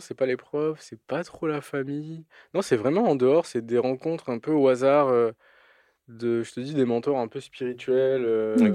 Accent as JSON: {"language": "French", "town": "Toulouse", "region": "Occitania", "country": "France", "tie": "born or raised there", "also_born_or_lived": "Albi", "said": "j'ai grandi à Toulouse, enfin dans le sud de la France, principalement à Toulouse et après à Albi"}